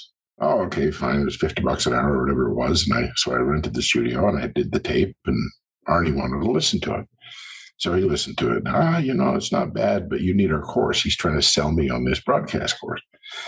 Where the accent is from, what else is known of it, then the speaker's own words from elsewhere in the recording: Brazil; born there; I was born in Brazil. And as I like to say, that's where the nuts come from.